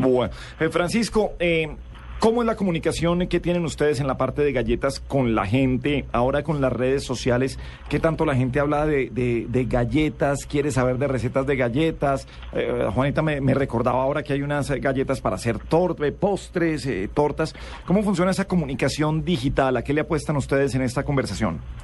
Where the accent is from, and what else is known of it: Colombia